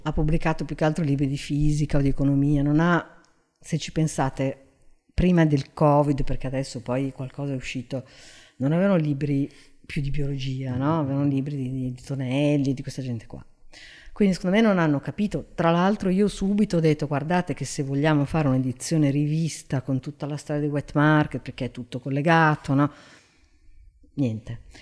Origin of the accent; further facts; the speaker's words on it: Genoa, Liguria, Italy; now in Milan, Italy; io sono di Genova che è una città vecchia